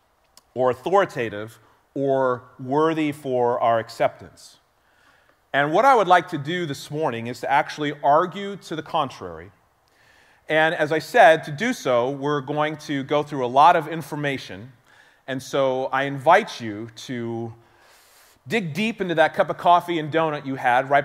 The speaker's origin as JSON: {"language": "English", "area": "Bay Area", "region": "California", "country": "United States", "tie": "born or raised there", "said": "growing up in the Bay Area"}